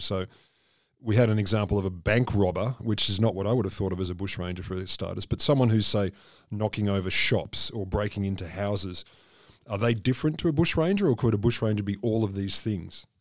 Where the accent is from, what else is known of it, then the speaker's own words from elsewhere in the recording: Australia; I'm fairly Australian